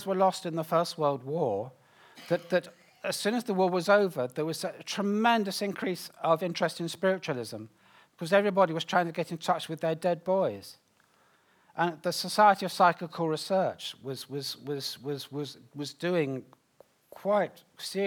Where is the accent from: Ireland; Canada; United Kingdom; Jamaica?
United Kingdom; me as a Brit